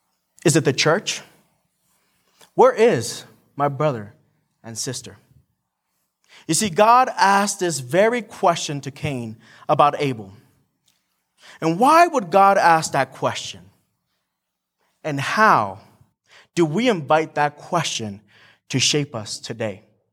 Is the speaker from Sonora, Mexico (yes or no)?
no; Morelia, Michoacán, Mexico; also born or lived in San Diego, United States; I was born in San Diego, raised in Mexico, specifically in Morelia, Michoacan, which is really down south in Mexico. And I have a lot of family there.